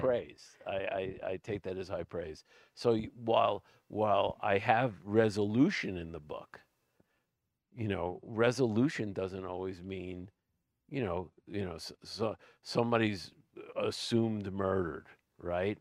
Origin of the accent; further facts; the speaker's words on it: New York City, New York, United States; moved away; also born or lived in Suffolk County, New York; I come from Brooklyn, but we live we lived out in Suffolk County on the island